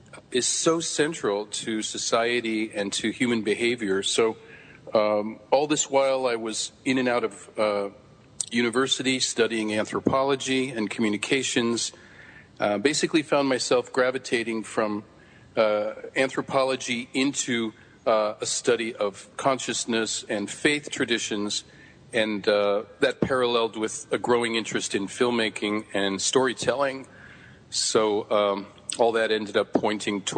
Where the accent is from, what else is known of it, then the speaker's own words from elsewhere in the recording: San Francisco, California, United States; I grew up in San Francisco.